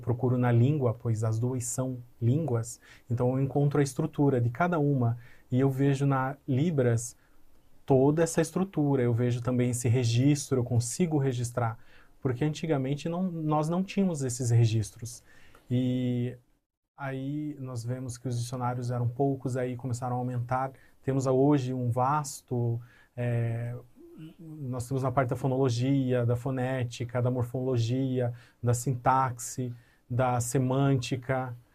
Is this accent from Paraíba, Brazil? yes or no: yes; Paraíba, Brazil; born there; now in Paraná, Brazil; Eu nasci, eu não nasci aqui no Paraná, eu nasci na Paraíba, e eu mudei para cá, para o Paraná, uhum. recentemente.